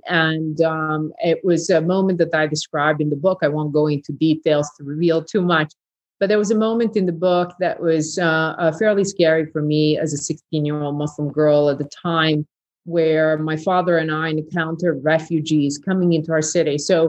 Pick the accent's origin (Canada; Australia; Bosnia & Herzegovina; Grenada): Bosnia & Herzegovina; Bihać, Federation of Bosnia and Herzegovina; English is a second language; there were conversations that my hometown of Bihać was the next safe area that would do the same. And once we in Bihać Pocket realized that genocide occurred in Srebrenica